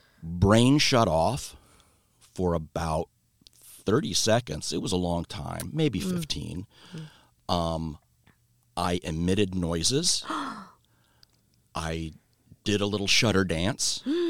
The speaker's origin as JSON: {"language": "English", "town": "Rumbai", "region": "Riau", "country": "Indonesia", "tie": "born there", "said": "So I was born overseas. I was born in Southeast Asia. And we lived in this little village called Rumbai on the island of Sumatra in Indonesia."}